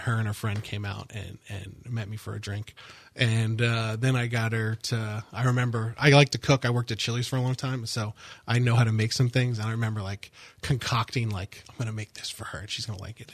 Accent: Longwood, Florida, United States; I grew up in the Longwood area

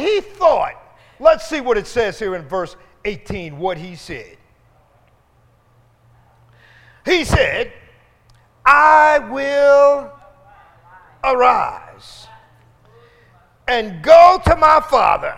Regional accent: Philadelphia, Pennsylvania, United States; brought me into West Philadelphia and pulled up in front of the house

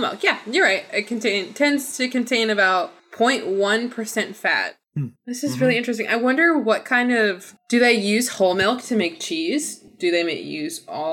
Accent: Midwest, United States; I am from the Midwest

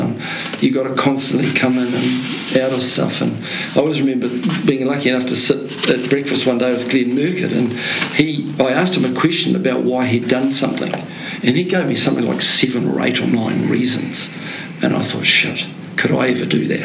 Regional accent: Te Awamutu, Waikato, New Zealand; I'm from Te Awamutu in the Waikato

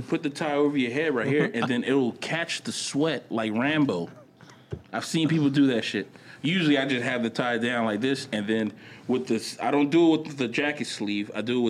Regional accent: Opelika, Alabama, United States; I was from Opelika.

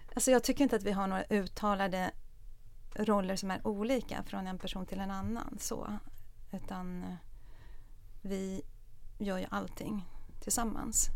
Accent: Stockholm, Stockholm County, Sweden; Jag är uppvuxen i Stockholm

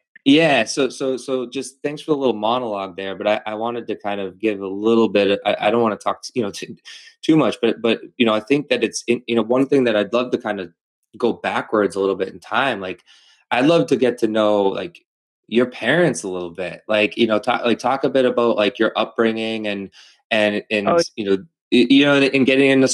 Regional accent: Methuen, Massachusetts, United States; also born or lived in Los Angeles; I grew up in Methuen

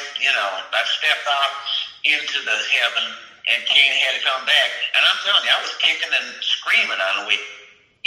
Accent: Michigan, United States; I'm from Michigan

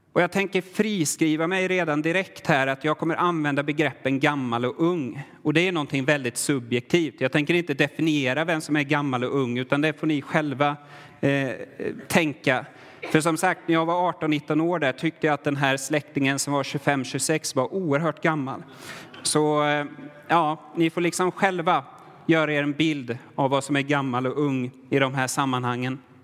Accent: Sweden; now in Värmland, Sweden; jag är svensk, har alltid varit svensk

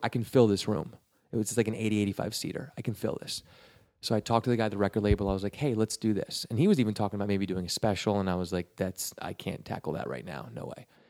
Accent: Westchester, New York, United States; moved away as an adult; now in Los Angeles, United States; I'm from Westchester

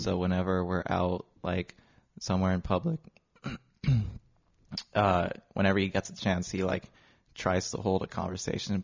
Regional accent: Long Beach, California, United States; born and raised in Long Beach my whole life

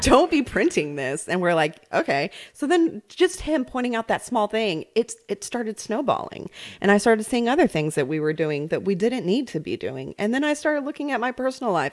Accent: New York, United States; moved away; also born or lived in Central Arkansas; I grew up in New York

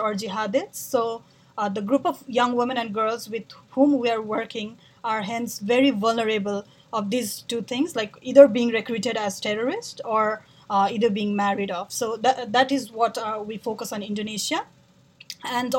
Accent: Nepal; moved away; I'm originally from Nepal

